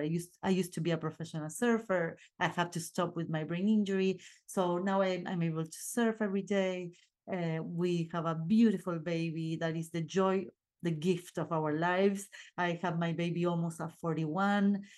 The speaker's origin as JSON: {"language": "English", "country": "Argentina", "second_language": "English", "moved": "yes", "said": "I'm from Argentina, and my partner too"}